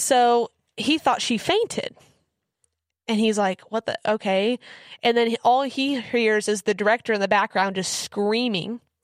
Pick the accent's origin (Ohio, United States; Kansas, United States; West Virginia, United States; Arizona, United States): Kansas, United States; moved away; also born or lived in Missouri; I grew up in Kansas.